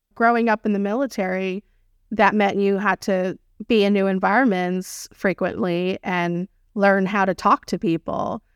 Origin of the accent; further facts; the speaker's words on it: United States; in the U S, we're just so used to being, uh, in our own skin, comfortable